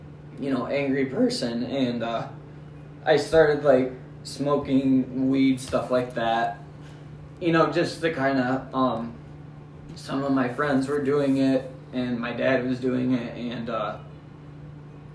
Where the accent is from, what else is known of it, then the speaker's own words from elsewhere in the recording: Sacramento, California, United States; I grew up in Sacramento, California